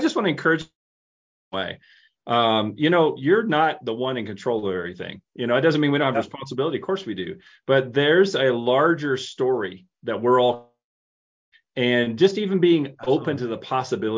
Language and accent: English; Tennessee, United States; I grew up in Tennessee